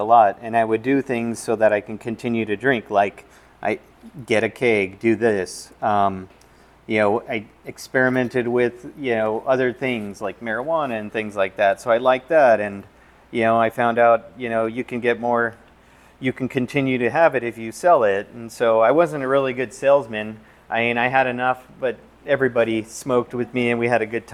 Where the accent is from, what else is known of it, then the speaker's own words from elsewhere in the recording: Southern California, United States; now in Arizona, United States; I grew up in Southern California